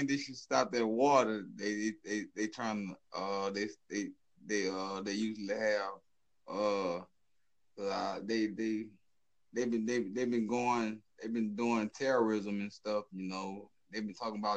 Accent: Baton Rouge, Louisiana, United States; I'm from North America, in a place called Louisiana, a city called Baton Rouge

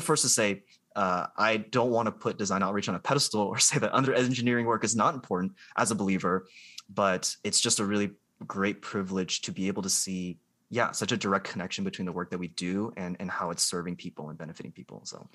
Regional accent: Columbus, Ohio, United States; also born or lived in Georgia; I'm from Columbus, Ohio. I grew up here

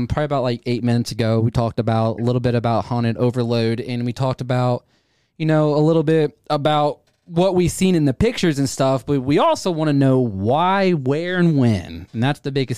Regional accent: Ohio, United States; we are from Ohio

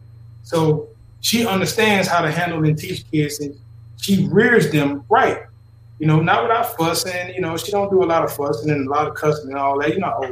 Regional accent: the South, United States; Listen, I'm from the South, homie. I'm from the dirty, dirty South. Not that South when people talk about Atlanta South.

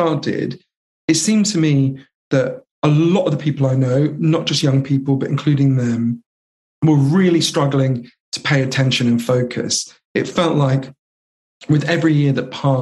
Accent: London, United Kingdom; also born or lived in United States; I grew up here in London

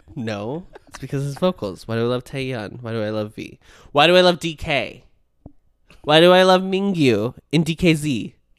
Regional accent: United States; I, as an American

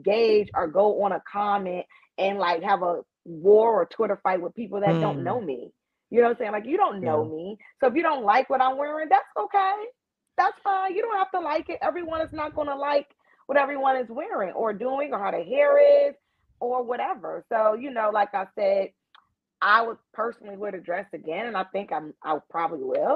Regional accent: New York, United States; I'm from New York

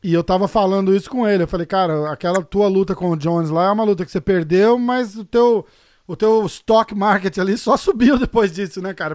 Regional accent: São Paulo, Brazil; Eu sou de São Paulo

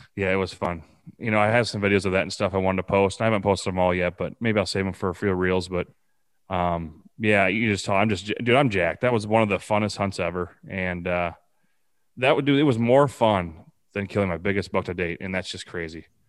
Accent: Preston, Iowa, United States; now in Bellevue, United States; I'm actually from Preston, Iowa. I live in Bellevue, Iowa now

